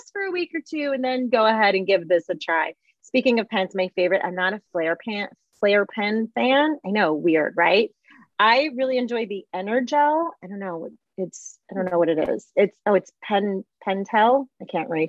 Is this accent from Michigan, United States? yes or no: yes; Michigan, United States; I'm from Michigan, Midwest